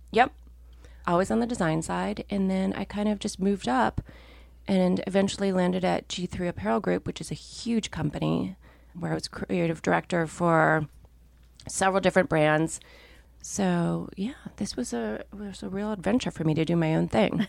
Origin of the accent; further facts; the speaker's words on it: Minnesota, United States; I grew up in Minnesota, where people did not care deeply about clothes